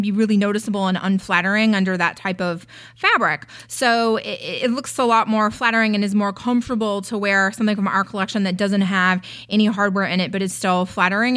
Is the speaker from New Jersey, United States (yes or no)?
no; North Carolina, United States; moved away as an adult; also born or lived in San Francisco / New York City; now in Los Angeles, United States; I'm a Southern girl. I was born and raised in North Carolina.